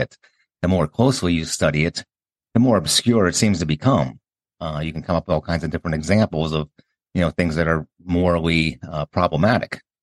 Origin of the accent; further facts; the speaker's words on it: Pennsylvania, United States; moved away; growing up in Pennsylvania